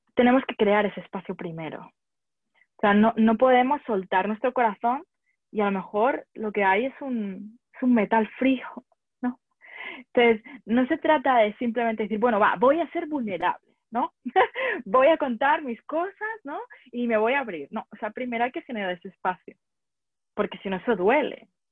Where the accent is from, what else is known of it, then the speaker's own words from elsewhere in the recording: Barcelona, Catalonia, Spain; moved away as an adult; also born or lived in France / London / United States; soy de, soy de Barcelona y he dado muchas vueltas por el mundo